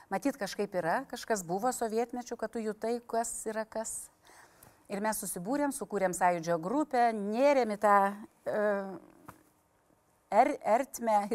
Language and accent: Lithuanian; Panevėžys, Panevėžys County, Lithuania; also born or lived in Tytuvėnai / Pasvalys; Šiaip aš esu panevežėti, tilta galiuose mano babytė gyveno ir ten mano tėviškė